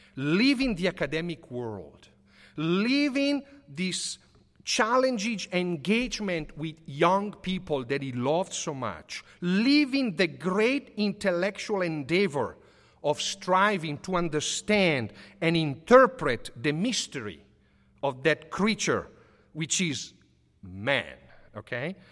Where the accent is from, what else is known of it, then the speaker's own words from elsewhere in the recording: Sotto il Monte, Lombardy, Italy; moved away; I grew up Living in Papa Giovanni Street, I went to the elementary school called Papa Giovanni.